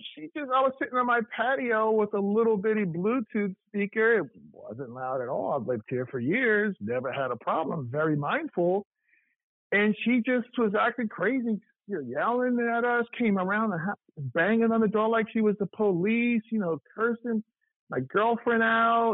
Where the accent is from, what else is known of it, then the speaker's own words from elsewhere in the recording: New York, United States; moved away as an adult; also born or lived in Appleton, Wisconsin; now in Atlanta, United States; I'm from New York, but I lived. I went to Morehouse. I lived in Atlanta for 12 years